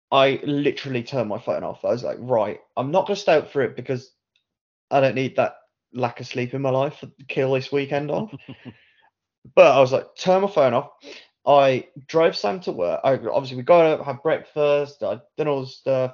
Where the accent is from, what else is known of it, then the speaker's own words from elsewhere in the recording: United Kingdom; a British guy